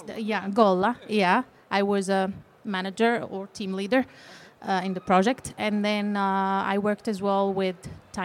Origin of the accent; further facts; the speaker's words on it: Morocco; moved away as an adult; now in Finland; I'm coming from Morocco. I lived there and I studied English literature